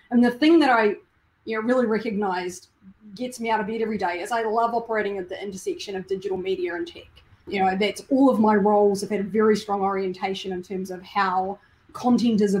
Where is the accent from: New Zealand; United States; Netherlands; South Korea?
New Zealand; moved away; I'm from New Zealand